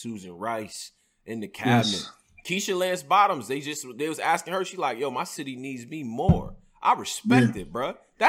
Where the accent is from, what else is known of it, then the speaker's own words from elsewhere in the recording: Rochester, New York, United States; moved away; I'm from upstate New York. I'm from Rochester, New York, bro. And when I moved down here